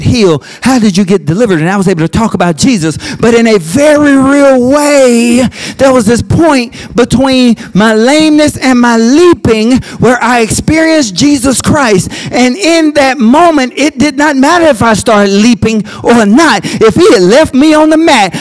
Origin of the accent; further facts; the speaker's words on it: Birmingham, Alabama, United States; moved away as an adult; also born or lived in Auburn / Michigan / Washington, D.C.; I came from Birmingham